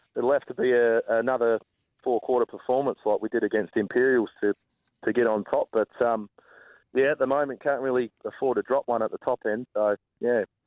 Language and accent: English; Pemberton, Western Australia, Australia; moved away; also born or lived in Bunbury; it's obviously my um, my hometown